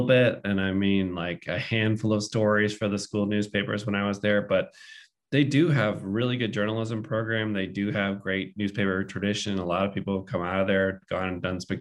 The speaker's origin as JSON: {"language": "English", "town": "Boston", "region": "Massachusetts", "country": "United States", "tie": "born or raised there", "said": "I grew up in the Boston area and read the Boston Globe pretty religiously"}